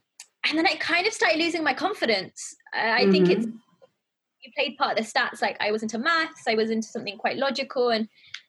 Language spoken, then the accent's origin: English; Pakistan; being a Pakistani girl, I had a quite strict upbringing.